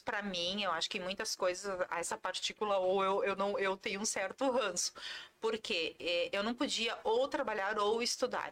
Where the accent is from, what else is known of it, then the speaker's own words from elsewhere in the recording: Sapiranga, Rio Grande do Sul, Brazil; also born or lived in Porto Alegre; Eu sou natural de Sapiranga, uhum. Ah, vale dos Sinos